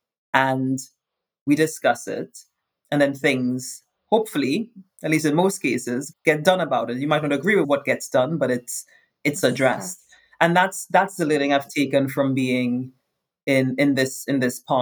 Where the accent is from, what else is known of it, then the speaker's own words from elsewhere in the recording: Trinidad & Tobago; moved away as an adult; also born or lived in United States / Europe; growing up in Trinidad, everyone's a woman of color or a man of color